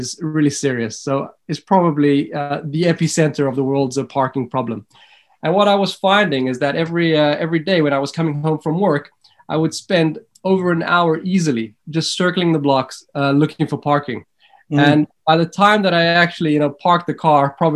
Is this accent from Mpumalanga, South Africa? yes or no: no; Johannesburg, Gauteng, South Africa; moved away as an adult; also born or lived in London / Sydney / Israel; now in Stockholm, Sweden; I'm born and bred in Johannesburg in South Africa, but I've been living outside of South Africa now for just over 15 years.